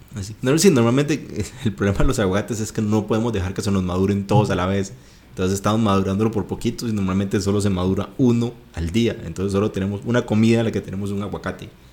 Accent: Guanacaste, Costa Rica; soy originario de Guanacaste

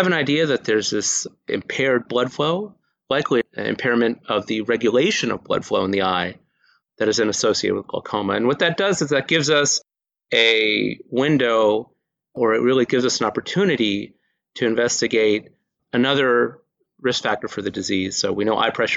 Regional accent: Houston, Texas, United States; moved away as an adult; now in Maryland, United States; I grew up in Houston, Texas

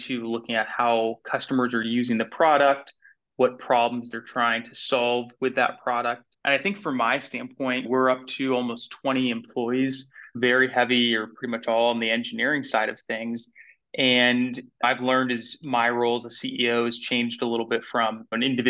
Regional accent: Atlanta, Georgia, United States; moved away as an adult; also born or lived in New York City, United States; now in Winston-Salem, United States; I grew up in Atlanta and then moved to New York City after college

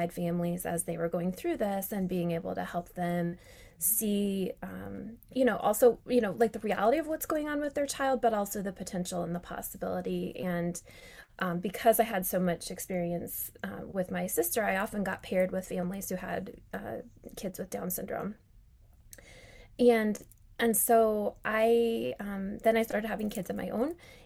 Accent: Colorado, United States; now in Charlotte, United States; I was born in Colorado

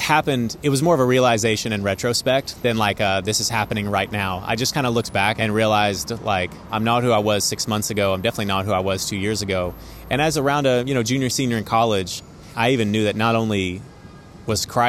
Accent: East Texas, United States; moved away as an adult; also born or lived in Fort Worth, Texas; now in New York City, United States; I grew up initially in East Texas

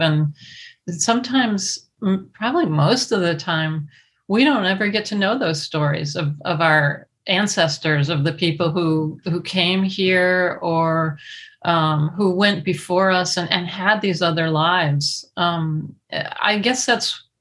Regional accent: United States; I was raised in the United States with an American mother

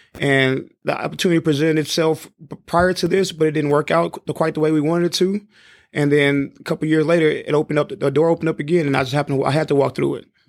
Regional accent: San Antonio, Texas, United States; I grew up in San Antonio

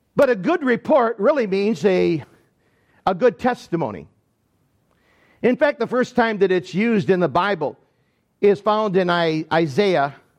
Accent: Michigan, United States; accent: Deep South; I grew up in Michigan

